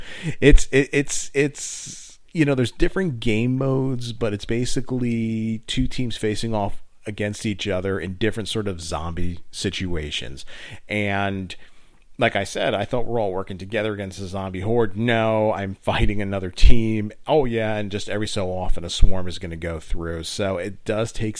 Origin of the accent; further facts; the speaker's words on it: United States; I'm from the New York, New Jersey area